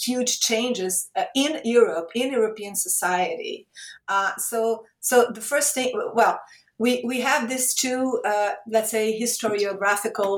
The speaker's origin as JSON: {"language": "English", "region": "Rio de Janeiro", "country": "Brazil", "tie": "born or raised there", "also_born_or_lived": "Italy / Portugal", "moved": "as an adult", "said": "I started working at my hometown state university, Rio de Janeiro State University"}